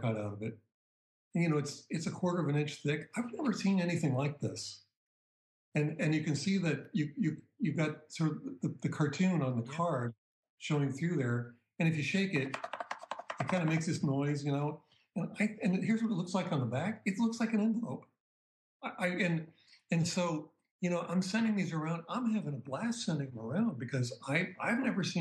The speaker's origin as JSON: {"language": "English", "town": "Boston", "region": "Massachusetts", "country": "United States", "tie": "born or raised there", "said": "growing up in the Boston area"}